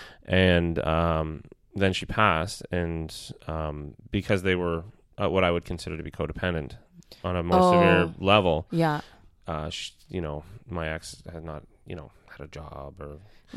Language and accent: English; United Kingdom; That was my dry I'm British sorry.